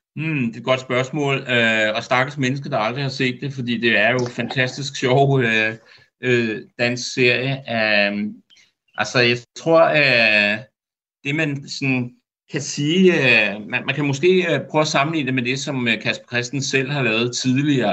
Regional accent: Denmark

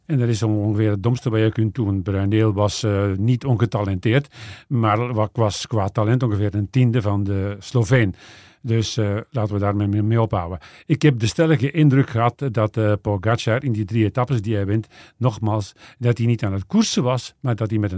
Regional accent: Flanders, Belgium; Nee, als Vlaming misschien niet, maar ik wil het wel zien.

